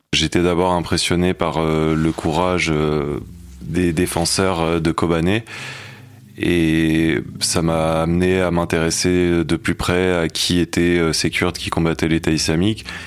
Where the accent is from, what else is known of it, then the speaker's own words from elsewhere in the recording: Paris, Île-de-France, France; j'ai grandi à Paris dans un milieu bourgeois, catholique